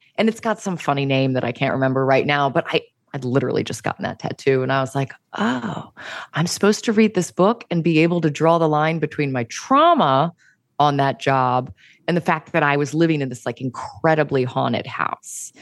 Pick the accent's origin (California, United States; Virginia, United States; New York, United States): Virginia, United States; I'm from Virginia, yeah. And where I come from, it's, like, right where West Virginia and Virginia and Maryland and D C all meet.